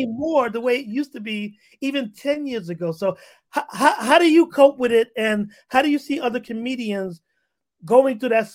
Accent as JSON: {"language": "English", "town": "New York City", "region": "New York", "country": "United States", "tie": "born or raised there", "also_born_or_lived": "Harlem", "moved": "yes", "said": "we both grew up in New York, and I grew up in the Bronx"}